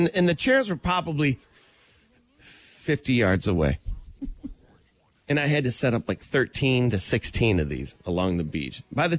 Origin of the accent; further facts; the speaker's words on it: Michigan, United States; I'm from Michigan.